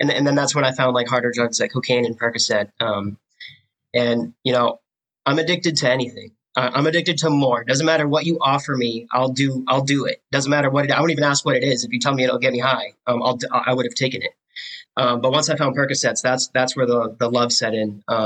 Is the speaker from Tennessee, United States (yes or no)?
no; Clinton, Massachusetts, United States; I grew up in Clinton